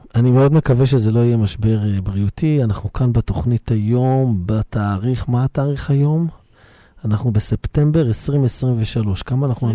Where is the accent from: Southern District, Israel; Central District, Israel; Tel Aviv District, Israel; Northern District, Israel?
Tel Aviv District, Israel; Bnei Brak; גדלתי בבני ברק